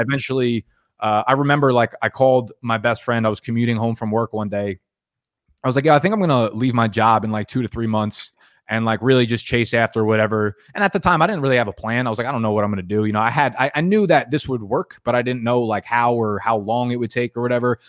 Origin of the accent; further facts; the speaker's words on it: New Jersey, United States; I grew up in New Jersey